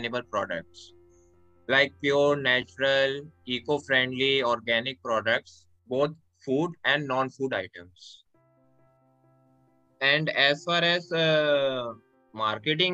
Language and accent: English; Haridwar, Uttarakhand, India; I am from Uttarakhand, Haridwar, a small spiritual town. I am born and brought up in this only a small spiritual city.